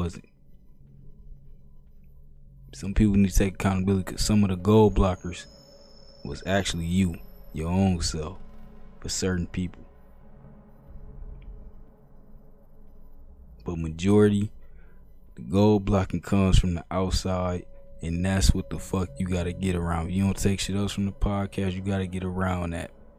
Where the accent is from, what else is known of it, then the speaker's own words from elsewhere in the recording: Ohio, United States; I'm from Ohio